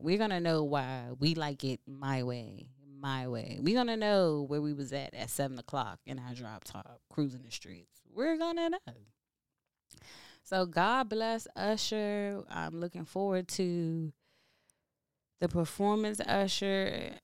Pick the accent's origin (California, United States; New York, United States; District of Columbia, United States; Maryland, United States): District of Columbia, United States; Washington; I'm from DC. I'm from the South Side.